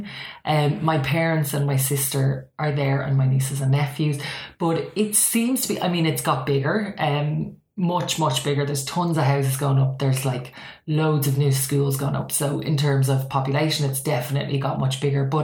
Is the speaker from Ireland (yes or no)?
yes; County Meath, Leinster, Ireland; I grew up in a place called County Meath